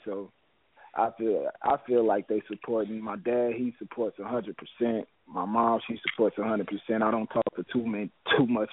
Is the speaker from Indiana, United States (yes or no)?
no; St. Louis, Missouri, United States; I'm from St. Louis, Missouri